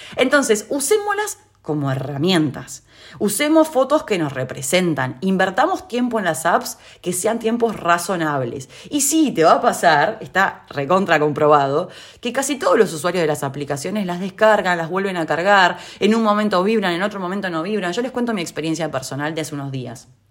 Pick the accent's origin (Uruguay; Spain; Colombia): Uruguay; now in Argentina; donde yo vivo en Argentina y siendo uruguaya